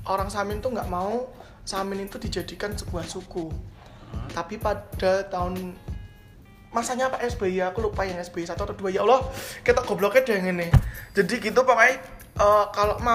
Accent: Blora, Central Java, Indonesia; neneng mau ke daerahku tuh naik kereta aja bisa lah di Blora itu cuma ada tiga stasiun yang besar

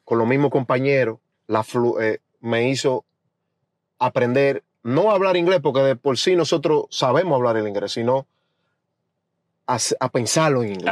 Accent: Bonao, Monseñor Nouel, Dominican Republic; also born or lived in Santo Domingo, Dominican Republic / Boston, United States; now in United States; yo soy de Bonao del pueblito de Bonao, del, mismo, del mismo centro de Bonao

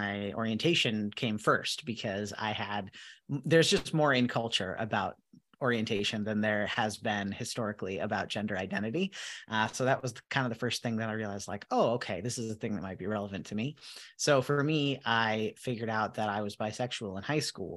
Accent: Minnesota, United States; I'm from Minnesota

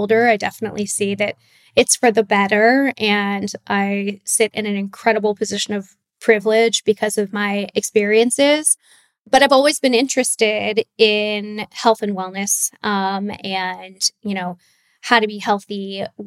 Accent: Laguna Beach, California, United States; I grew up in Southern California in Laguna Beach.

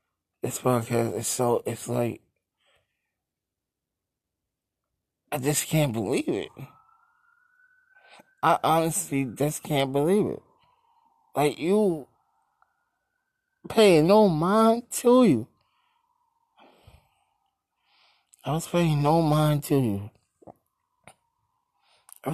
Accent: New York City, New York, United States; I am from Brooklyn

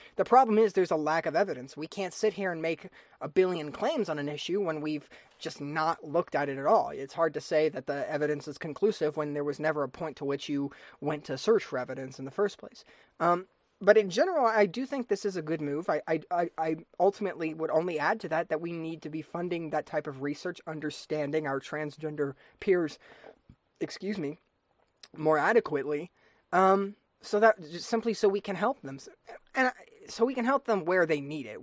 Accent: United States; as an American citizen

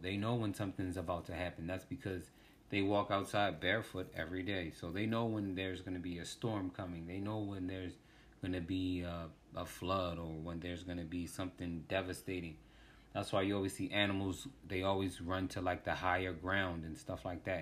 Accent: Washington, District of Columbia, United States; I was born in, um, D C, Washington, D C.

